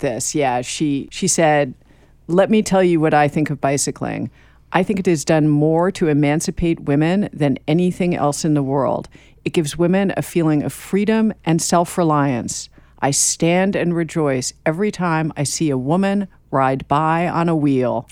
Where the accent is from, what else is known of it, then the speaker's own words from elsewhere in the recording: New York, United States; I grew up here too